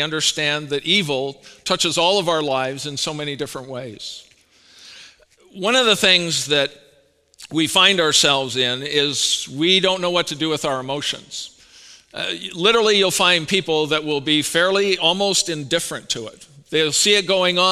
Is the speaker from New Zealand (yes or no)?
no; Canada; moved away; I'm Canadian